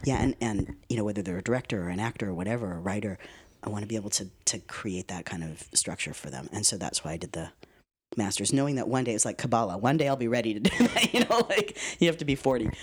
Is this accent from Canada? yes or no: yes; Winnipeg, Manitoba, Canada; moved away as an adult; also born or lived in Vancouver; now in Los Angeles, United States; I'm Canadian